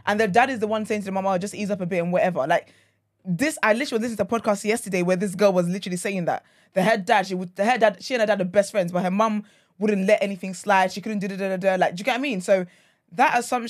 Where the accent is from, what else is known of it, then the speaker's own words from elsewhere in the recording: Nigeria; I'm Nigerian